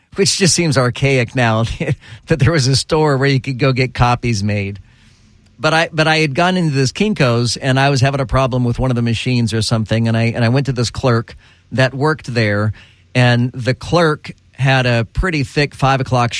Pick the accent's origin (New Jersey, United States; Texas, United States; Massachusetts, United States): Texas, United States; growing up in Texas